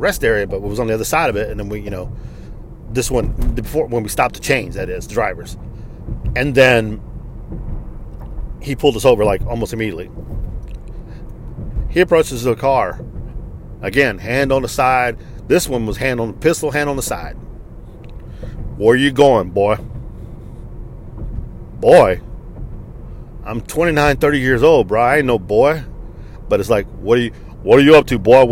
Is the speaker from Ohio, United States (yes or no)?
no; Texas, United States; I am from the United States of America, sir. I was born here in the state of Texas